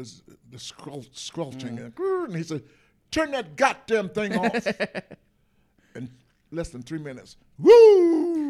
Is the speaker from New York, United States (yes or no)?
yes; New York, United States; But we, you know, we're from New York.